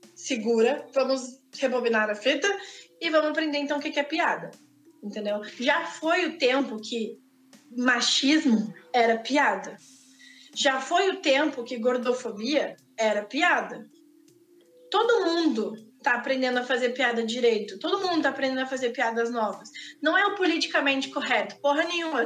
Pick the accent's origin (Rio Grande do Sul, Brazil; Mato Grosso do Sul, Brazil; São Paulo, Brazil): Rio Grande do Sul, Brazil; accent: gaúcho; A gente fala muito rápido e a gente fala cantado